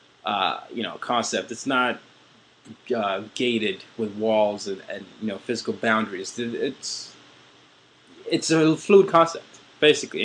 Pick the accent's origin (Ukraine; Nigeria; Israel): Nigeria; I'm Nigerian